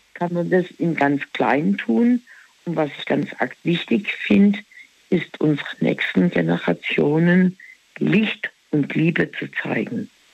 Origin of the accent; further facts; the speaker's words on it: Black Forest, Baden-Württemberg, Germany; Wir sind halt im Schwarzwald aufgewachsen